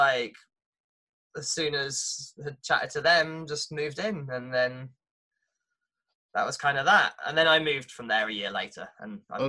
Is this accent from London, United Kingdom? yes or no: no; Watford, East of England, United Kingdom; moved away as an adult; now in Norwich, United Kingdom; I'm from Watford